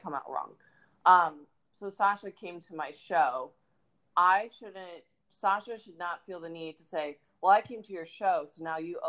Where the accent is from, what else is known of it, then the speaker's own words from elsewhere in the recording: Florida, United States; I'm from Florida